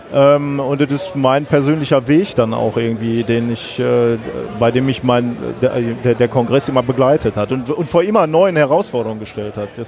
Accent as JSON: {"language": "German", "region": "North Rhine-Westphalia", "country": "Germany", "said": "komm aus dem Ruhrgebiet, ist alles eh egal."}